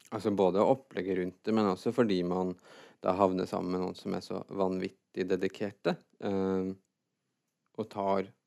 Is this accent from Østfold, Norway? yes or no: yes; Fredrikstad, Østfold, Norway; also born or lived in Trøndelag; jeg er født i Trøndelag, og så flytta jeg fra når jeg var seks, til Fredrikstad